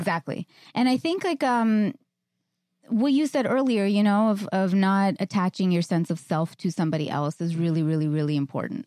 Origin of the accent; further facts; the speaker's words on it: New York, United States; I'm a New Yorker